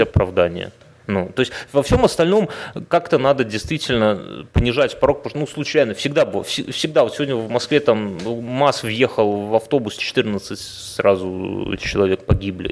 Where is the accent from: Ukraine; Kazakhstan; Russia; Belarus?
Belarus; я говорю как белорус